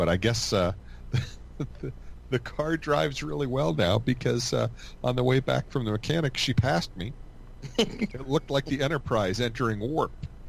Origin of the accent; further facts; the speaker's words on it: Poland; I am from Poland, and we take that seriously.